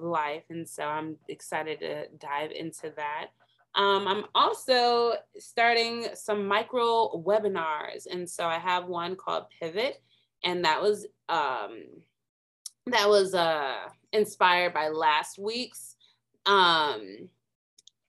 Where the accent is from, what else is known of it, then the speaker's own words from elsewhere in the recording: Minnesota, United States; moved away as an adult; I'm from Minnesota, because, you know, left the cold in Minnesota.